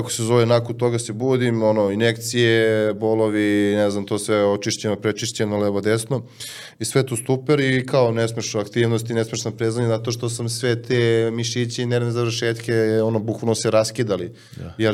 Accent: Serbia

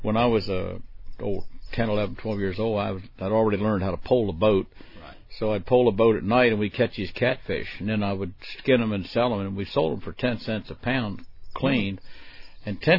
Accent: Maryland, United States; I was born and raised in Maryland

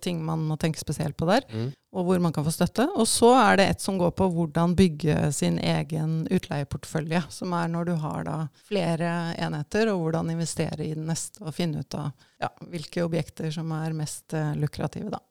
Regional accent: Hølen, Viken, Norway; moved away as an adult; also born or lived in Asia; Jeg er oppvokst i Hølen, som er et lite tettsted mm. utenfor mm. Oslo.

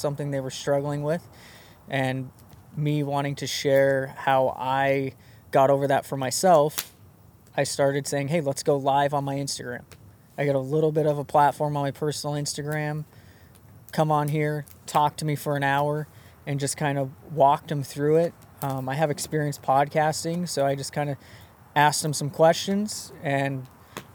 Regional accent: Mountain Home, Idaho, United States; I grew up in Mountain Home, Idaho

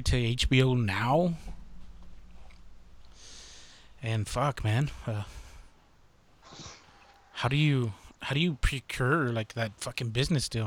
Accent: El Monte, California, United States; We're from the Monte

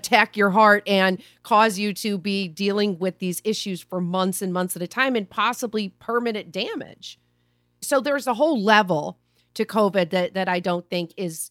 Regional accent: Missouri, United States; Hey, I'm from Missouri. I'm in St. Louis right now.

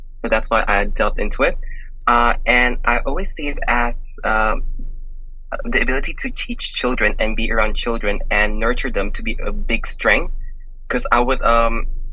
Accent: Indonesia; now in Melbourne, Australia; my ethnicity is Indonesian

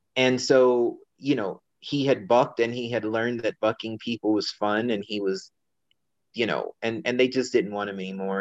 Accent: Denver, Colorado, United States; also born or lived in China; I am born and raised in Colorado.

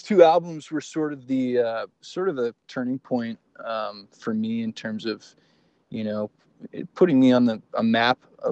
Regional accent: Fort Saskatchewan, Alberta, Canada; also born or lived in Edmonton; I grew up in Fort Saskatchewan, so there was zero art scene there.

